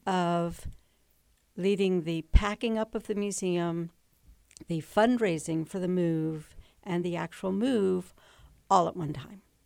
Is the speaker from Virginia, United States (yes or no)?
yes; Manassas Park, Virginia, United States; moved away; I was raised in Manassas Park, Virginia